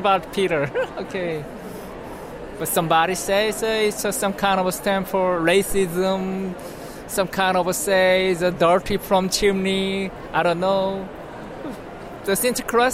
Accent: South Korea; English is a second language; moved away as an adult; now in Netherlands; I came from Korea, South Korea

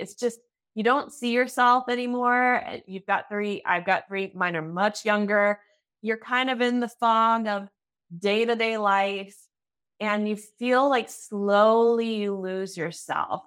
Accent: United States; now in Germany; I'm an American living in Germany who's still learning the language

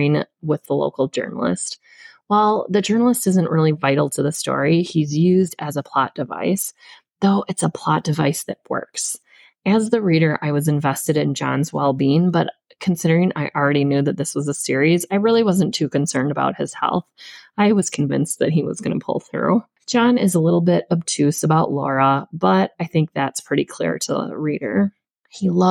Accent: Spider Lake, Wisconsin, United States; I'm from Wisconsin and I also grew up on Spider Lake

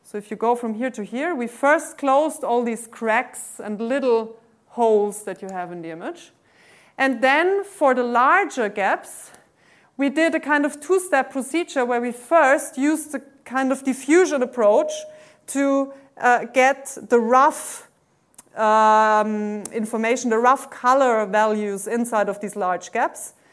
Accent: Austria; English is a second language; moved away; I'm originally from Austria

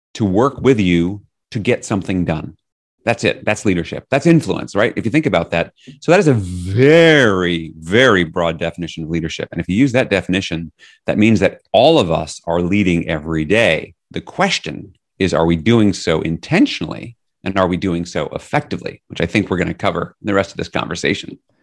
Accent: New York City, New York, United States; now in Northampton, United States; I'm from New York City originally

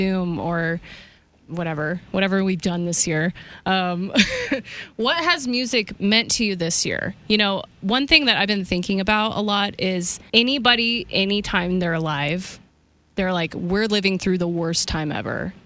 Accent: Kansas, United States; I'm from Kansas

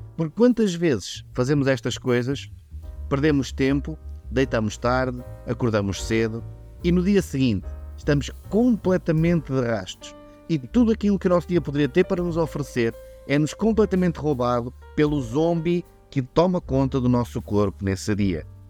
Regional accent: Vila Real, Norte, Portugal; eu sou de Vila Real

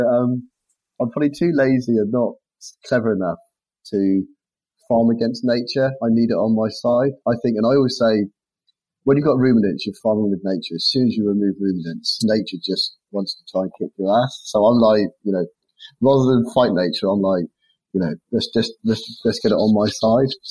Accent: Launceston, South West England, United Kingdom; also born or lived in Devon; we come from a place called Launceston where I was born in Cornwall.

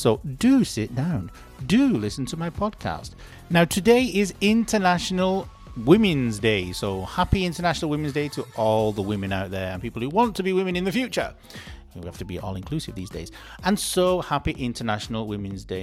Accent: United Kingdom; I'm British

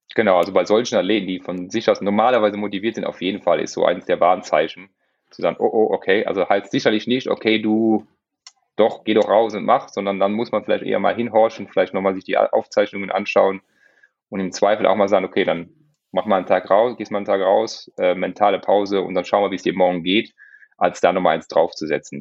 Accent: Luxembourg; ich bin Luxemburger

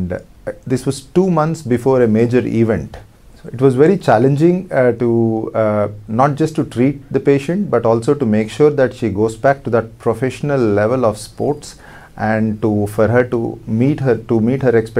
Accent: Hyderabad, Telangana, India; I came back to Hyderabad, my hometown

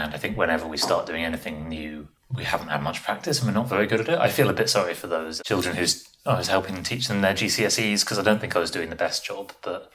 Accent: London, United Kingdom; moved away as an adult; also born or lived in New York, United States; now in Leiden, Netherlands; I grew up in London

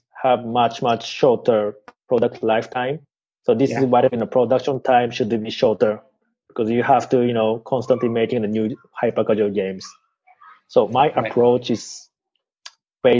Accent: Japan; I'm from Japan

